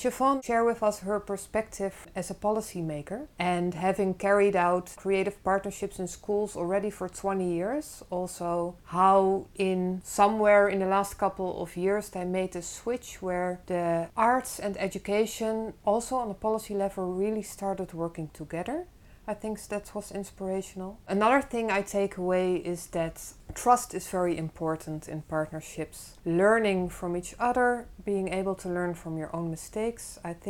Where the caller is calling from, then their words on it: Netherlands; I'm calling in from the Netherlands.